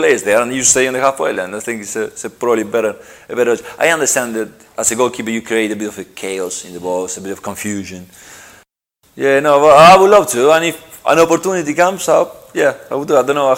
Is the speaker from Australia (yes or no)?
no; Argentina; moved away; I grew up in Argentina